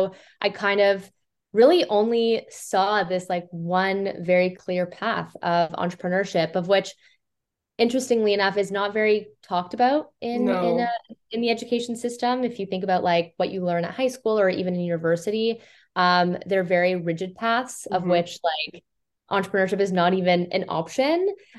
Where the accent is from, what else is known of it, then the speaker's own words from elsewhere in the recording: Toronto, Ontario, Canada; We're Toronto Canadian.